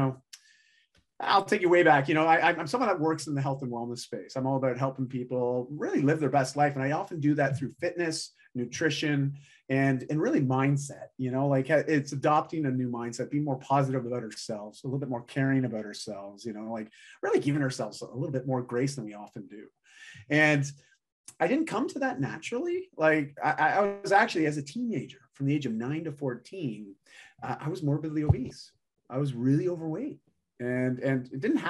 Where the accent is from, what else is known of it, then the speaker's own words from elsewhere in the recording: Canada; I'm Canadian